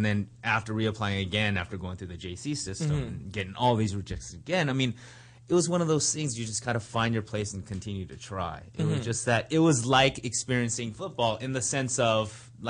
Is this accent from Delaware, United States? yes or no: no; Los Angeles, California, United States; I grew up in Los Angeles, in Hawthorne Heights, if anyone's out there from Hawthorne Heights. It's a suburb about 25 miles southeast of here.